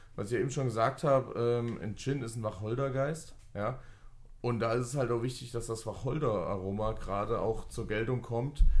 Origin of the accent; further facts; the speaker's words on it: Fulda, Hesse, Germany; wir kommen beide von hier, wir kommen hier aus Fulda